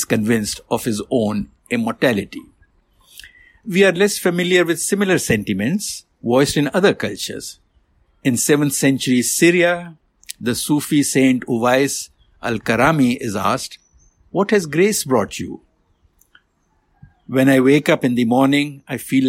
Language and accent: English; India; moved away; I was born and raised in India